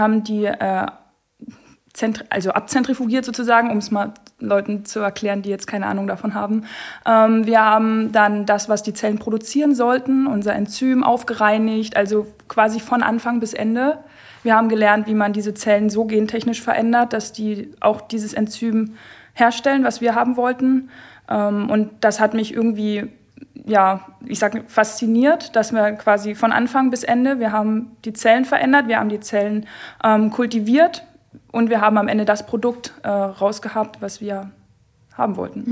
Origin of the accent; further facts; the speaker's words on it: Görlitz, Saxony, Germany; also born or lived in Zittau; Ich äh, wohne und komme aus Görlitz